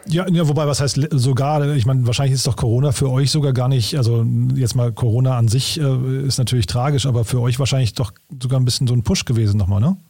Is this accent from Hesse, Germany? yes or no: yes; Hofheim am Taunus, Hesse, Germany; moved away; nach Hofheim in meine Heimatstadt